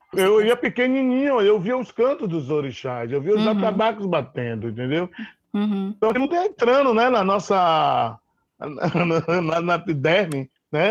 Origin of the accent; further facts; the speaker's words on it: Salvador, Bahia, Brazil; Eu morava no bairro do Garcia, né, onde nasci, estudava no Edgar Santos